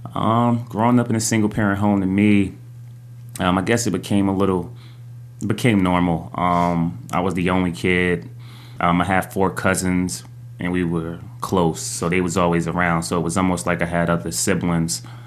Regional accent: East Orange, New Jersey, United States; I'm from East Orange, New Jersey. I grew up in a single parent home

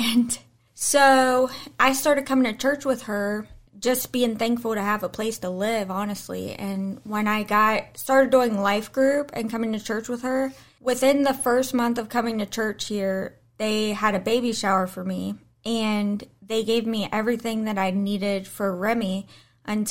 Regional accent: United States; I'm from Rockingham County. I was born and raised here

